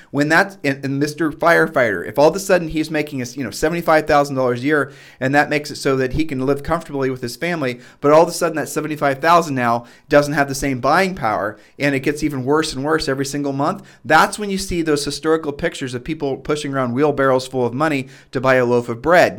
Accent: Midwest, United States; we're from the Midwest

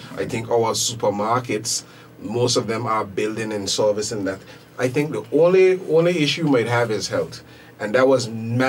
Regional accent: Anguilla; I was born in the Cottage Hospital several years later.

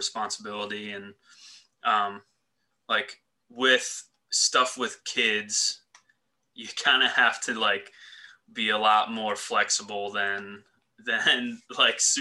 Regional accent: Elizabethtown, Pennsylvania, United States; I was like Lancaster County. I went to Elizabethtown High School

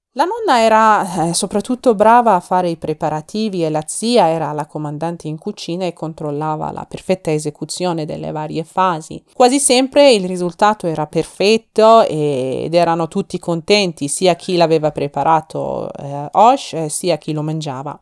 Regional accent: Iran; now in Milan, Italy; un'iraniana che vive a Milano e cercherò di portare alle vostre case odori e sapori del mio paese Iran

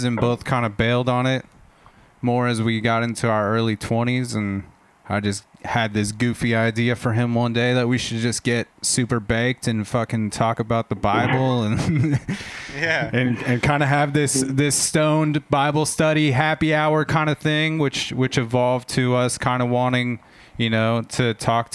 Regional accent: Southern California, United States; moved away as an adult; now in Portland, United States; I'm from Southern California originally. Spent the first 27 years of my life there and moved up to Portland, Oregon, I guess, 7.5 years ago

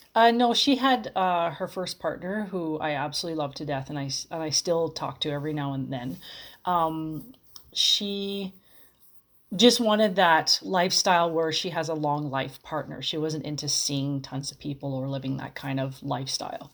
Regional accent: Los Angeles, California, United States; I'm from Los Angeles

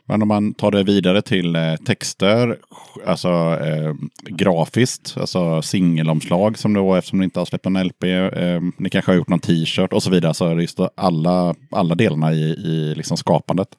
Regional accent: Tranås, Jönköping County, Sweden; moved away; also born or lived in Aneby; samma stad som jag är från, Tranås

